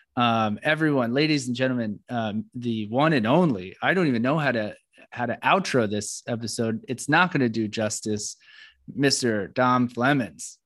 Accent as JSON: {"language": "English", "region": "East Coast", "country": "United States", "also_born_or_lived": "New York City / Florida", "said": "I come from the East Coast, flat, or, or New York City, Florida or New York"}